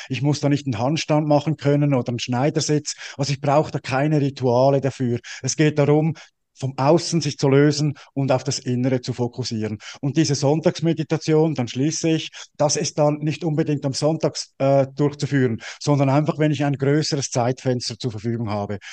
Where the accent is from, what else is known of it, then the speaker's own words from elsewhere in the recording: Switzerland; ich bin ja als Schweizer